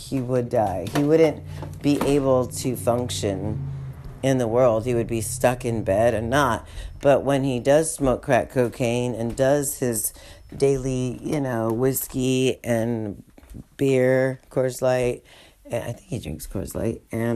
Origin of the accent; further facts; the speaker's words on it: California, United States; now in New Orleans, United States; my hometown in California